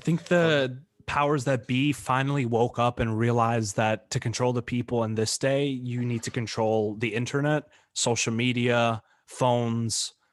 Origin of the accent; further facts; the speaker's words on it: New York, United States; moved away; I went back home to New York, kinda like my hometown where I grew up most of my life